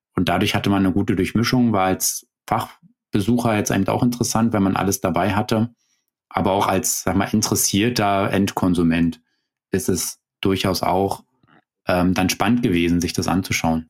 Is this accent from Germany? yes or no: yes; Germany; bei uns in Deutschland